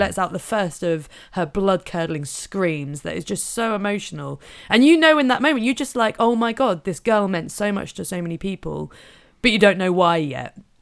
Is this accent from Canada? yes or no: no; Norfolk, East of England, United Kingdom; I am from Norfolk